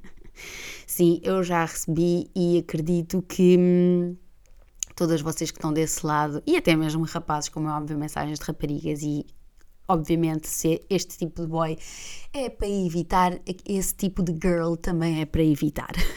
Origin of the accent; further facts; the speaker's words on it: Gaeiras, Centro, Portugal; now in Lisbon, Portugal; Eu sou natural de Gueiras, ou seja, que é uma terra, eu chamo-lhe eu chamo sempre a Terrinha, mas a verdade é que é uma vila e é a, hum, a vila mais desenvolvida dentro do Conselho uh, de Óbidos